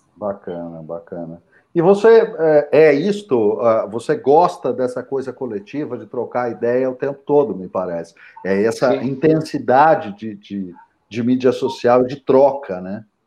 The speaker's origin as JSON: {"language": "Portuguese", "town": "São José dos Campos", "region": "São Paulo", "country": "Brazil", "tie": "born or raised there", "said": "Eu sou nascido em São José dos Campos"}